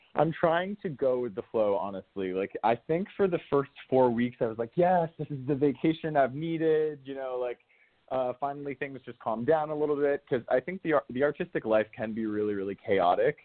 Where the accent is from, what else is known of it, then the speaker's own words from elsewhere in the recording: New Canaan, Connecticut, United States; I grew up right outside of New York in a small town called New Canaan in Connecticut